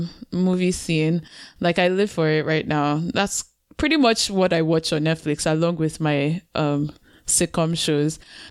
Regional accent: Nigeria; as a Nigerian

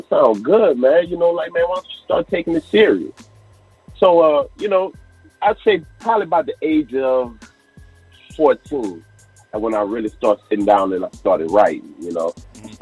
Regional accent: Crowley, Louisiana, United States; growing up in Crowley as a kid, man, we had so much fun

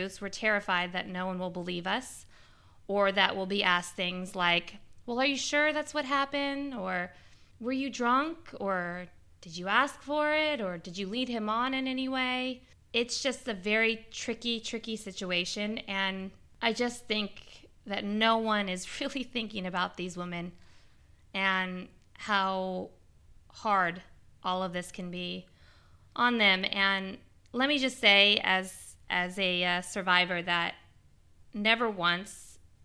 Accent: Bay Area, California, United States; I am a girl from the Bay Area

